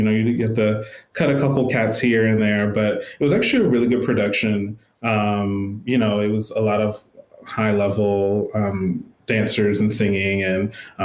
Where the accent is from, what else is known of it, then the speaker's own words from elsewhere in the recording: Smithfield, Virginia, United States; I said, it's a really small town called Smithfield, Virginia